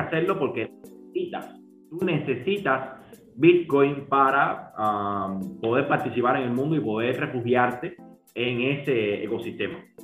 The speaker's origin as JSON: {"language": "Spanish", "country": "Cuba", "said": "como somos cubanos"}